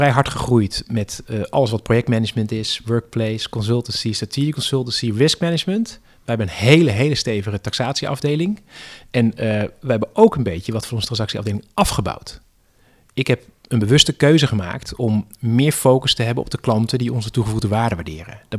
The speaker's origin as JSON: {"language": "Dutch", "country": "Netherlands", "said": "wij als Nederlanders"}